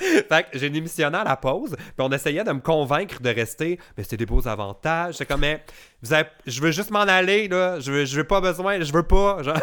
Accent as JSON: {"language": "French", "region": "Quebec", "country": "Canada", "said": "quand on est Québécois"}